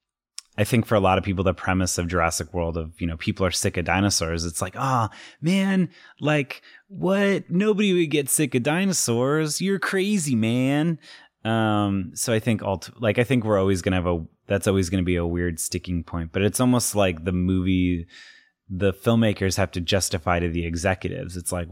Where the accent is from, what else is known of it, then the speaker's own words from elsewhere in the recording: Utah, United States; my experience growing up in Utah. Are you Mormon? I would describe my parents as liberal Mormons